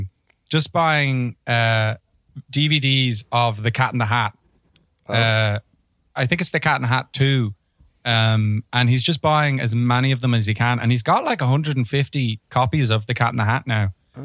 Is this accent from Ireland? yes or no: yes; Ireland; I'm an Irish person.